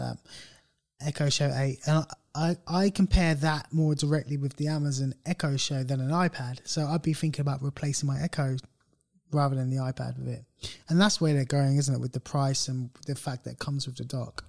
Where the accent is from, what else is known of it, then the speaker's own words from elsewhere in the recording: United Kingdom; we're British, we're a bit more laid back